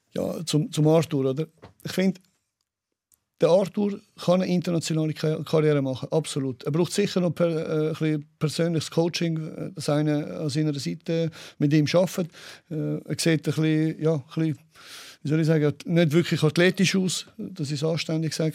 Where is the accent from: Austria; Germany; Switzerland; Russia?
Switzerland; bei uns in der Schweiz